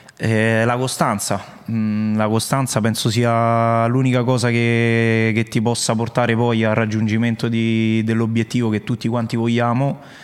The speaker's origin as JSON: {"language": "Italian", "area": "Latina area", "region": "Lazio", "country": "Italy", "said": "sono di Latina, insomma, parte, delle parti mie"}